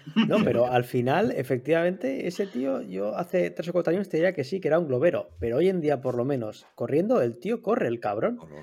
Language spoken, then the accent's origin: Spanish; Torrent, Valencian Community, Spain; mi pueblo de Torrent